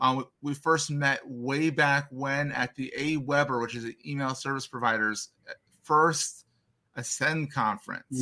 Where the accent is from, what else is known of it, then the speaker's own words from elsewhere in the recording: Philadelphia, Pennsylvania, United States; I grew up in and around Philadelphia